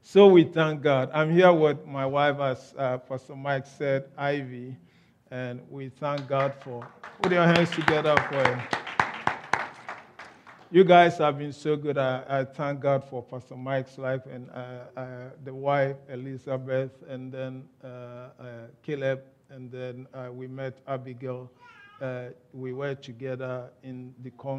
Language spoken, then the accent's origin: English; Ghana; accent: Ghanaian; moved away as an adult; now in United Kingdom; I was born in Ghana. I was bred in Ghana. I grew up in Ghana. I had my education in Ghana